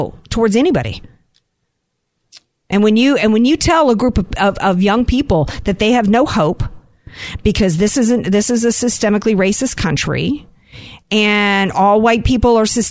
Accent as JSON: {"language": "English", "country": "United States", "said": "I'm an American"}